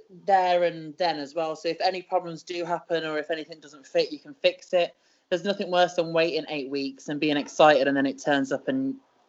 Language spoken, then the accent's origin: English; United Kingdom; So I am a British wrestler